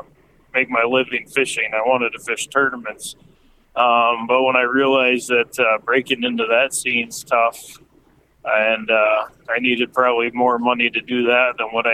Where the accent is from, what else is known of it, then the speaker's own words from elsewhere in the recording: Dell Rapids, South Dakota, United States; also born or lived in Sioux Falls, South Dakota; So I was born in Sioux Falls. I graduated from Del Rapids